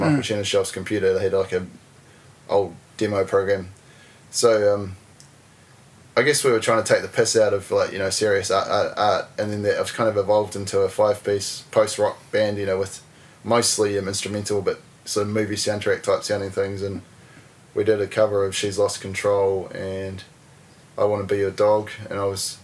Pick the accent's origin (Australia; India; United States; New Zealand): New Zealand; Invercargill, Southland; moved away as an adult; also born or lived in Dunedin, New Zealand; now in Wellington, New Zealand; I grew up in Invercargill